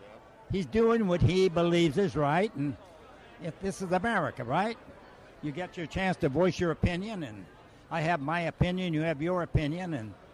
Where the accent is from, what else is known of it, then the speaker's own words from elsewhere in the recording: San Francisco, California, United States; I was born in San Francisco.